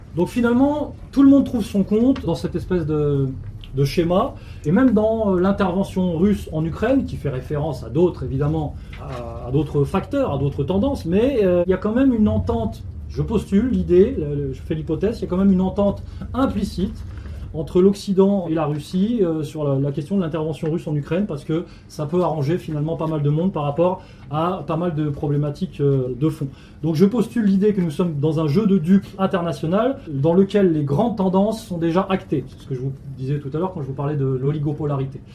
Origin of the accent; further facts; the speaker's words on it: France; en tant que Français